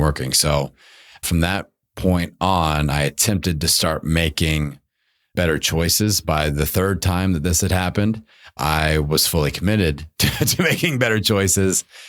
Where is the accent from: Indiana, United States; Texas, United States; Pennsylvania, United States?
Indiana, United States; I grew up in Indiana playing basketball